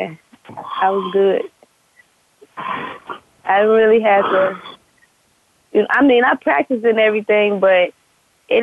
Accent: Chicago, Illinois, United States; moved away as an adult; also born or lived in Country Club Hills, Illinois; I'm from Chicago.

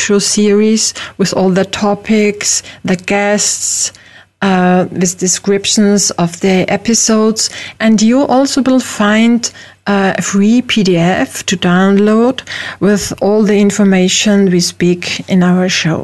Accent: Austria; first language German; English is a second language; also born or lived in Vienna, Austria; I'm from Europe, from Austria. I live in Vienna, the capital of Austria

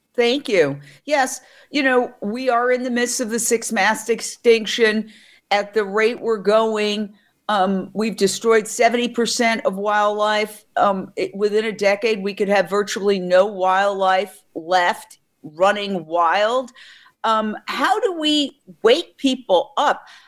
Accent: New York City, New York, United States; I grew up in Manhattan

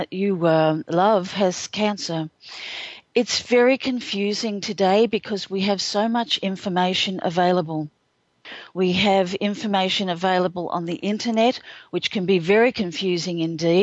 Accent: Australia; I'm an Australian

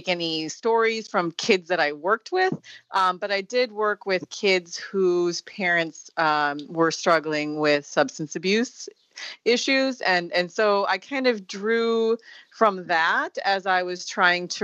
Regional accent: Sparta, Wisconsin, United States; moved away as an adult; also born or lived in Singapore; my hometown of Sparta, Wisconsin

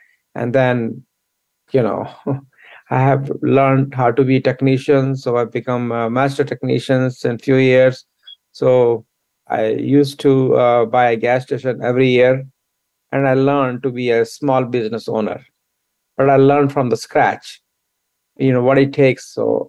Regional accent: New Delhi, Delhi, India; now in United States; I grew up in India, I was born in New Delhi, and I went to school there. And when I was very young, I came to United States

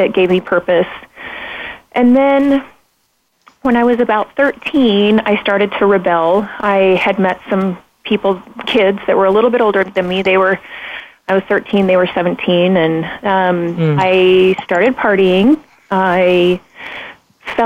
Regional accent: Pocatello, Idaho, United States; I grew up in Pocatello, Idaho

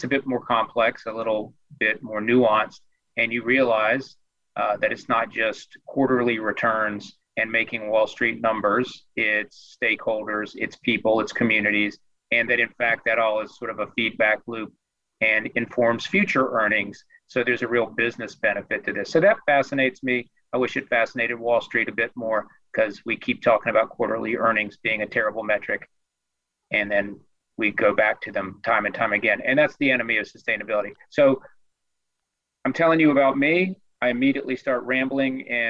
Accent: Greensboro, North Carolina, United States; I grew up in Greensboro

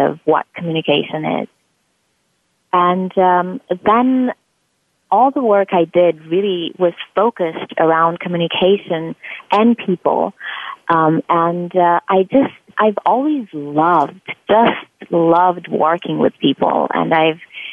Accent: Transylvania, Romania; moved away as an adult; now in United States; I'm originally from Romania and from Transylvania, actually, which most people find really interesting. And I came to this country because I had received several scholarships to go to grad school

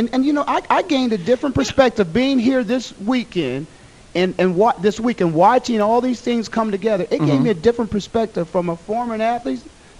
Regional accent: Canton, Ohio, United States; I'm born and raised in Canton, Ohio.

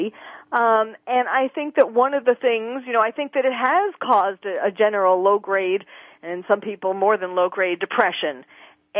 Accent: New York, United States; moved away; I'm from New York originally

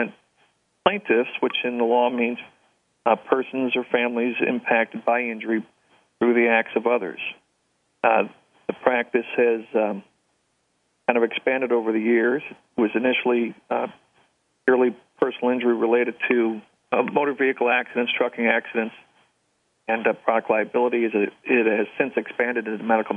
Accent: St. Louis, Missouri, United States; also born or lived in New Orleans, Louisiana; I'm a St. Louisan by birth and nativity. I grew up here in St. Louis

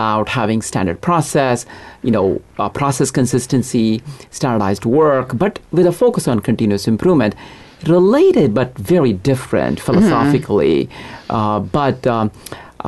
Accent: India; now in United States; I grew up in India, in a small town.

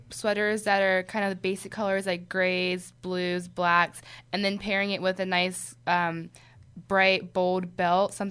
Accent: Philadelphia, Pennsylvania, United States; from Philadelphia

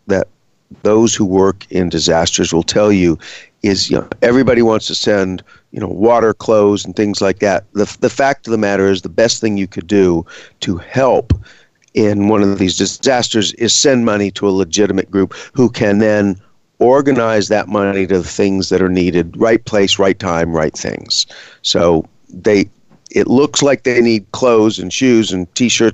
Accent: Gulf Coast, United States; moved away; I grew up on the Gulf Coast. We were hit by a number of hurricanes during the time I lived there

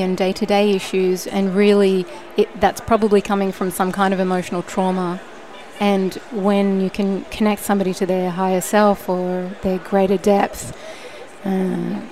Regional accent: Australia; also born or lived in Sydney, Australia; now in California, United States; I grew up in Australia on the beautiful East Coast near the beach, and I moved to Sydney when I was 18

